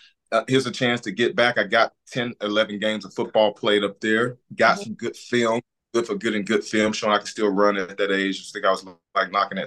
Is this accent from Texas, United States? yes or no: no; Alabama, United States; moved away as an adult; also born or lived in Ohio; born and bred on Alabama